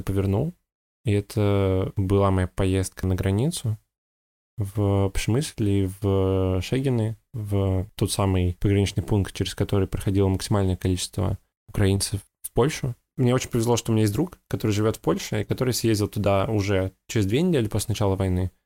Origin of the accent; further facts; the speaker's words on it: Russia; now in Netherlands; из России